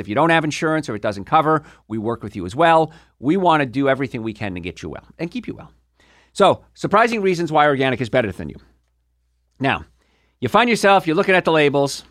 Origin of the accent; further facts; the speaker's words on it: Hoboken, New Jersey, United States; I grew up in Hoboken, New Jersey